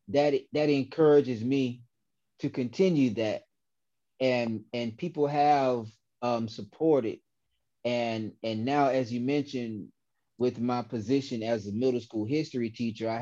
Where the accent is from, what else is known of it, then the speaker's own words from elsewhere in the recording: Decatur, Georgia, United States; I grew up and live in South DeKalb